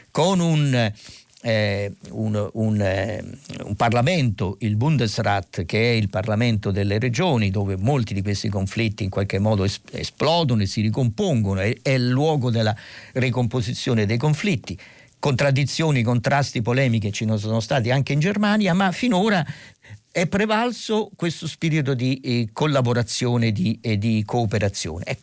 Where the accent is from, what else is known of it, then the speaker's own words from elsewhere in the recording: Marche, Italy; born there; buonsenso e pragmatismo marchigiano direi, insomma io sono nato nelle Marche quindi in qualche modo sono partecipe a questa idea